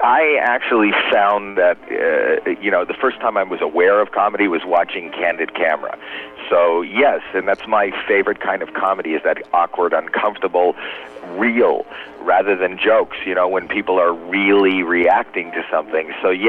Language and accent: English; Canada; now in United States